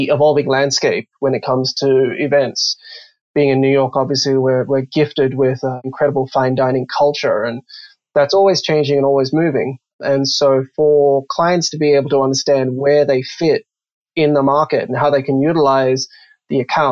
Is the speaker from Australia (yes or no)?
yes; Australia; moved away as an adult; now in United States; you'll probably notice my accent's a bit funny. I'm Australian